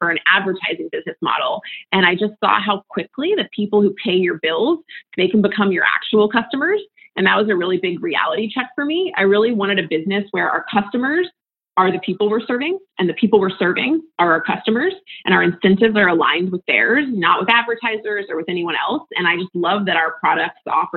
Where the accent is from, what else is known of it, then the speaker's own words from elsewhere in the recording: United States; moved away as an adult; also born or lived in West Virginia / Florida; now in San Francisco, United States; So I grew up in West Virginia and Florida and moved out to San Francisco after college almost 15 years ago.